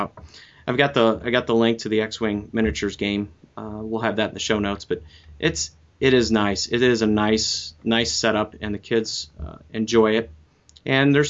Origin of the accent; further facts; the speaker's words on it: Midwest, United States; I am a Midwesterner